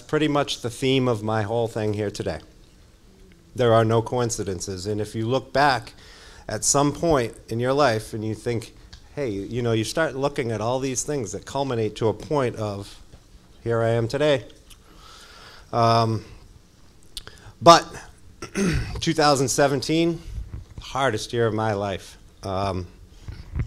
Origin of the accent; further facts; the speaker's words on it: Massachusetts, United States; I grew up down in Mass